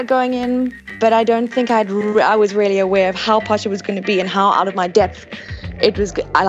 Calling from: Cape Town, Western Cape, South Africa; Cape Town.

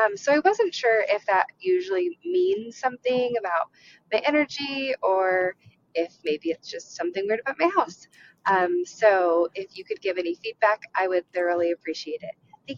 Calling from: Colorado, United States; I'm calling from Colorado.

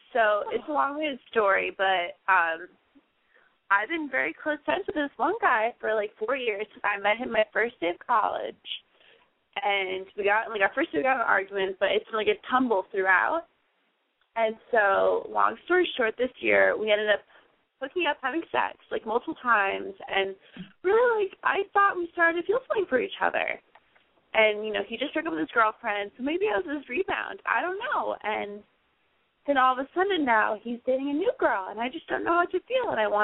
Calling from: Philadelphia, Pennsylvania, United States; I'm from Philadelphia.

